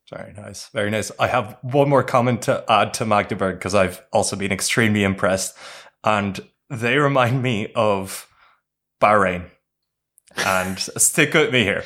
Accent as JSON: {"language": "English", "country": "Ireland", "said": "we played as the Irish team"}